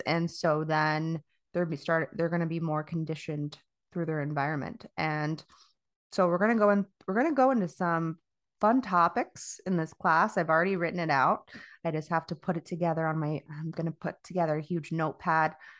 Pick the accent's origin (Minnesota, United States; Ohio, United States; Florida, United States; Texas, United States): Florida, United States; moved away as an adult; I'm from Florida. I, I, I was born and raised there